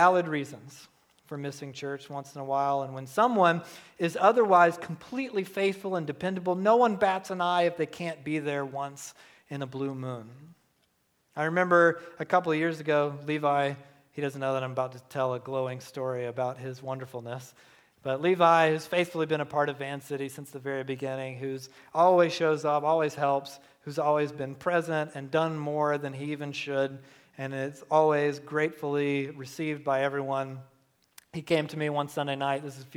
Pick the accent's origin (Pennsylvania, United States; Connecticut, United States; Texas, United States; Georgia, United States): Georgia, United States; Southeast; I was raised in Southeast Georgia